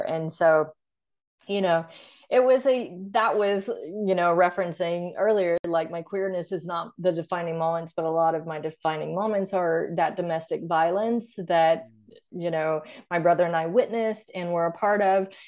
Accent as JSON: {"language": "English", "region": "Arkansas", "country": "United States", "moved": "yes", "said": "I went to college in Arkansas, where I'm from"}